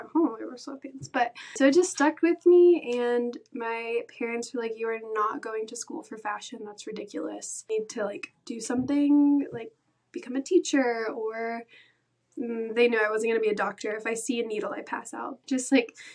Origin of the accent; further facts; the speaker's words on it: Atlanta, Georgia, United States; also born or lived in Valdosta, Georgia; Grew up in Atlanta, Georgia, just the outskirts suburbs of Atlanta.